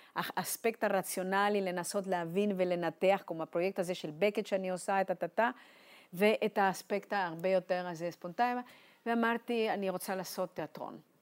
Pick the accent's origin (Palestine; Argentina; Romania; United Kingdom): Argentina; Buenos Aires; Hebrew is a second language; moved away as an adult; also born or lived in Eilat; now in Jerusalem, Israel; יש לי מאבא לא יהודי אירי, אימא יהודיה, שנפגשו בארגנטינה ואני נולדתי שם